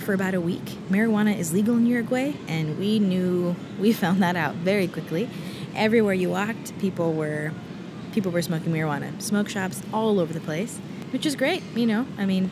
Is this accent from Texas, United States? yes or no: yes; Texas, United States; I'm from Texas